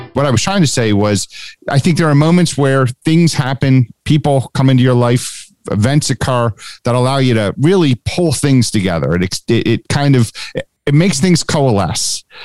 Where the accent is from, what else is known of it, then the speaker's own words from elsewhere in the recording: Haddonfield, New Jersey, United States; also born or lived in Cherry Hill, New Jersey / California; I've lived in Haddonfield since I was four year